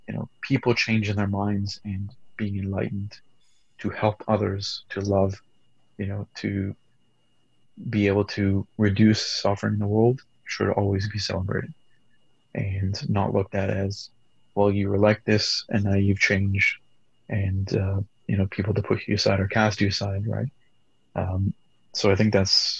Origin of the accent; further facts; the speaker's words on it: Canada; I grew up multicultural being in Canada